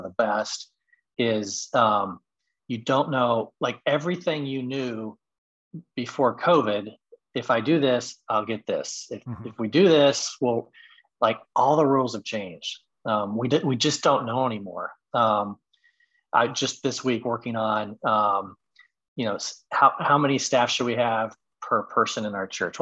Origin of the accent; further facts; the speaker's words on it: Midwest, United States; also born or lived in Texas / Indiana; now in Chicago, United States; I grew up in the Midwest. Back here now